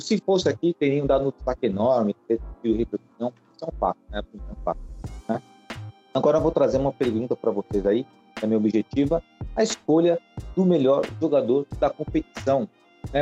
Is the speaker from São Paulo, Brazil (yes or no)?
yes; São Paulo, Brazil; Eu nasci no bairro da Moca